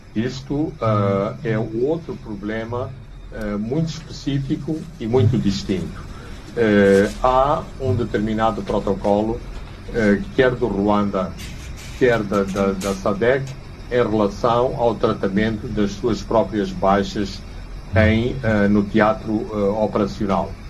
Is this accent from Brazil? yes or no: no; Maputo, Maputo City, Mozambique; a cidade de Maputo, que é a cidade onde eu nasci e cresci